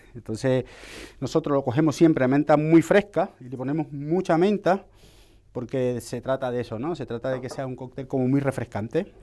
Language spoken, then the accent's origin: Spanish; Cartagena, Bolívar, Colombia; now in Spain; estamos ahí básicamente cerca, en el Caribe, soy de Cartagena